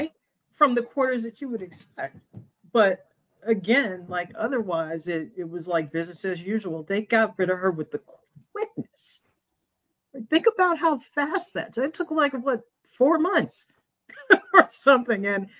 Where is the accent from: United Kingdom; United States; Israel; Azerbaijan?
United States; also born or lived in San Diego, California / St. Louis, Missouri; now in Massachusetts, United States; I grew up in San Diego and St. Louis.